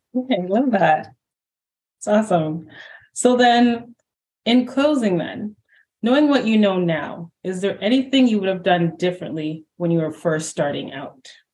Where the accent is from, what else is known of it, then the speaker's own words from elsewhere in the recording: Canada; now in Toronto, Canada; I'm in Toronto and I'm Canadian